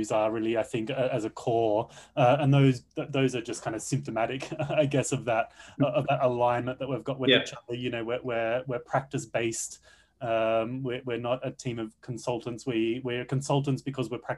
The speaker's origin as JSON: {"language": "English", "country": "Australia", "also_born_or_lived": "Sydney", "moved": "as an adult", "said": "I'm an Australian expat working at Concentric's Tiger Spike"}